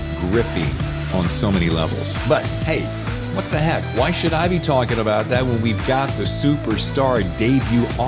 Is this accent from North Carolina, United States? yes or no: yes; Winston-Salem, North Carolina, United States; moved away as an adult; also born or lived in Charlotte, North Carolina; now in New York, United States; I was born in Winston-Salem